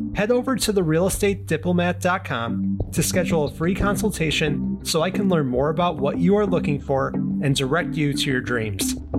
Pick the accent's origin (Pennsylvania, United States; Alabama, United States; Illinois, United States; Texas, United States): Illinois, United States; Chicago; Chicago, which is where I'm located, my hometown